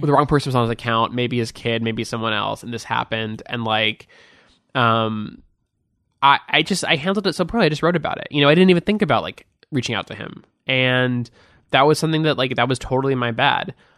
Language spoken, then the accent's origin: English; Beverly Hills, California, United States; also born or lived in Hancock Park, Los Angeles; I grew up in Beverly Hills.